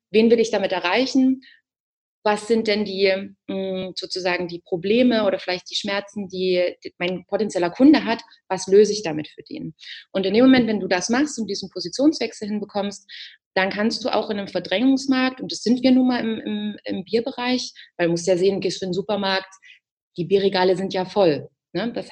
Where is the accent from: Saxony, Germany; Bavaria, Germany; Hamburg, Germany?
Saxony, Germany; Ich komme aus Sachsen, da trinkt man auch gerne Bier. Also ich bin damit auch groß geworden.